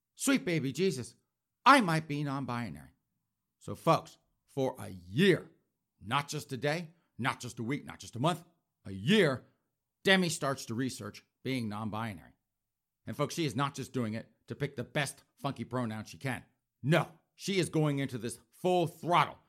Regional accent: South Carolina, United States; that's my home state

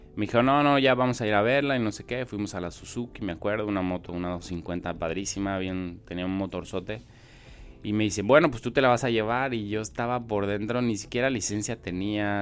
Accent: Mexico City, Mexico; now in Tijuana, Mexico; nací en la Ciudad de México, pero pues de dónde soy, de dónde vivo. Entonces la realidad es que soy de Tijuana aunque no haya nacido aquí y demás, aquí me he formado, pues tengo ya 20 años aquí.

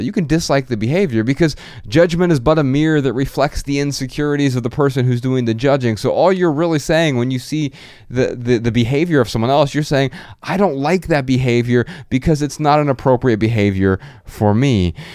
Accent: Dayton, Ohio, United States; I'm from Dayton, Ohio

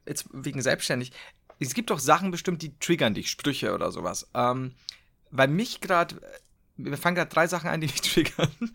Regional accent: Bavaria, Germany; bei uns in Bayern

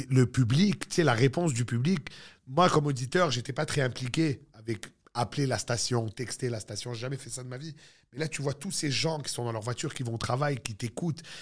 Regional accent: Ville-Saint-Laurent, Quebec, Canada; accent: Moroccan Jewish; moi aussi, j'ai un accent. Je suis francophone. Fine. Mais j'ai un accent juif marocain de Ville-Saint-Laurent, là

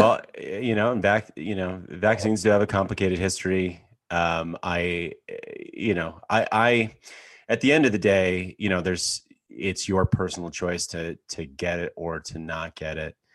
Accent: Canada; I grew up in Canada, in a farm town of eighteen hundred people in the middle of nowhere.

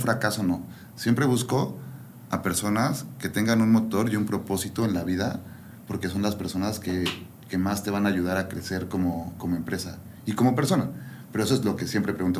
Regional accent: Toluca, State of Mexico, Mexico; moved away as an adult; also born or lived in Guadalajara; now in León, Mexico; nací en Ciudad de México y viví toda mi vida en Toluca

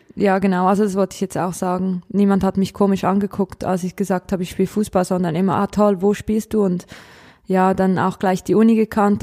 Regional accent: Kriens, Lucerne, Switzerland; ich komme aus der Schweiz

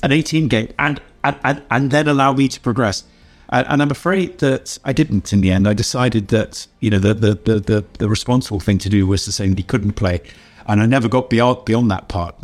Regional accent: York, Yorkshire and the Humber, United Kingdom; I come from the city of York in England

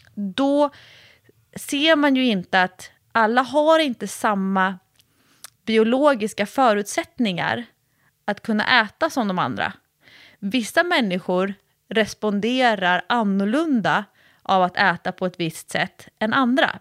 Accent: Sweden; sitter jag ju som en svensk träningsexpert

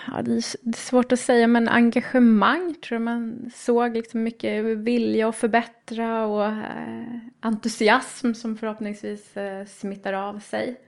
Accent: Trästa, Stockholm County, Sweden; jag är uppvuxen i en liten by uppe i Roslagen som heter Trästa

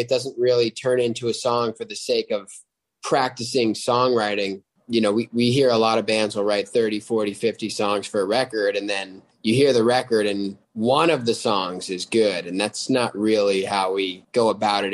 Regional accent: upstate New York, United States; now in Los Angeles, United States; I am from uh, a little town in upstate New York, but live in Los Angeles now

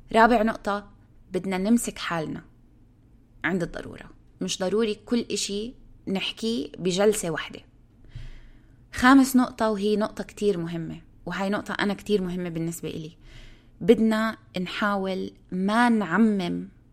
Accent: Palestine; moved away; الناس بيسالوني انت من وين بقول لهم انا من فلسطين

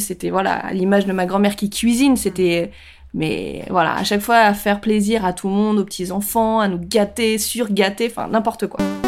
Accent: France; je suis française. Ok, ma grand-mère est viette, mais mes grands-parents sont asiatiques

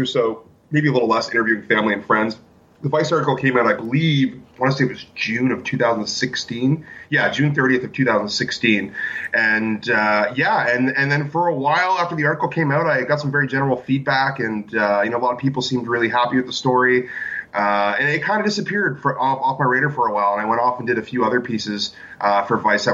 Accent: Ontario, Canada; moved away as an adult; now in Vancouver Island, Canada; I'm actually originally from Ontario, which isn't actually that far from New York

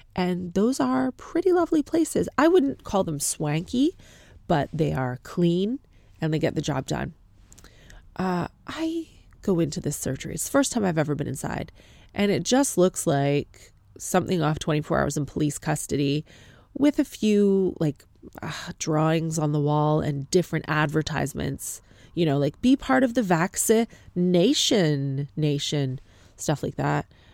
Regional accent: Canada; accent: Canadian; moved away as an adult; now in United Kingdom; My accent is from Canada. I am not ethnically Canadian

